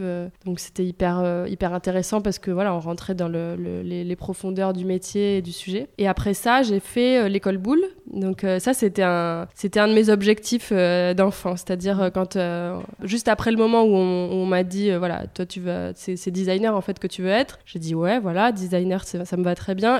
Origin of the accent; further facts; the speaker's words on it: Marseille, Provence-Alpes-Côte d'Azur, France; also born or lived in Paris / Italy; quand on est marseillais et provençal entre guillemets